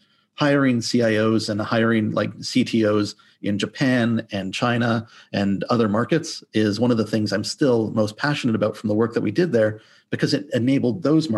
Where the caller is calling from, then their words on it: Toronto, Ontario, Canada; So I am currently Zooming in from the lovely Toronto, Canada